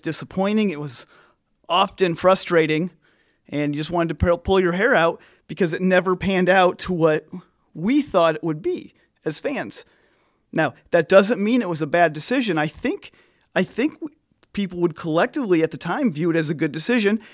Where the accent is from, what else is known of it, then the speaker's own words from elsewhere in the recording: Illinois, United States; I'm from Illinois